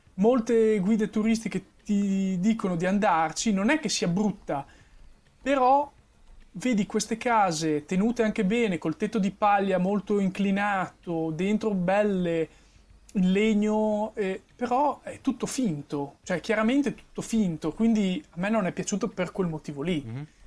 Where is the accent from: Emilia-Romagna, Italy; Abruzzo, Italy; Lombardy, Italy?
Emilia-Romagna, Italy; sono emiliano